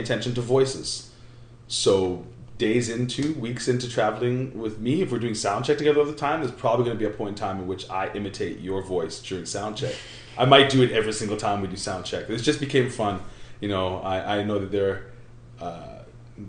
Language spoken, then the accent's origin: English; Winnipeg, Manitoba, Canada; We're from Winnipeg